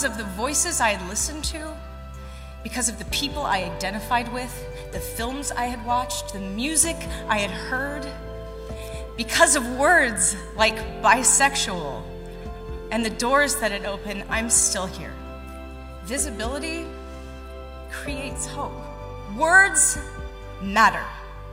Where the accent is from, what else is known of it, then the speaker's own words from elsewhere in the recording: Raleigh, North Carolina, United States; I grew up a tomboy in Raleigh, North Carolina